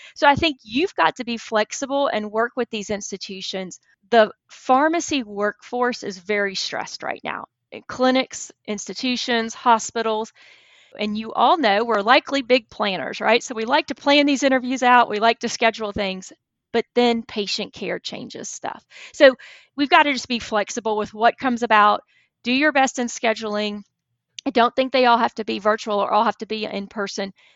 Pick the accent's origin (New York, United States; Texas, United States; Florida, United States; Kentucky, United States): Texas, United States; moved away as an adult; now in Alabama, United States; I grew up in Texas